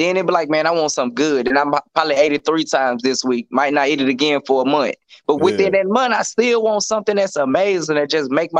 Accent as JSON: {"language": "English", "town": "El Dorado", "region": "Arkansas", "country": "United States", "said": "I say El Dorado. They're going to say, where is that? So I might as well just eliminate that question. So I'm just tell you Arkansas. You know Arkansas. It don't matter what city I'm from, because you don't know no way. I'm from Arkansas."}